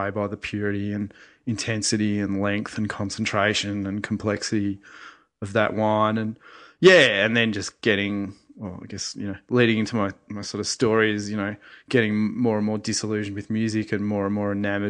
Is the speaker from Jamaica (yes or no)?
no; Sydney, New South Wales, Australia; In Sydney.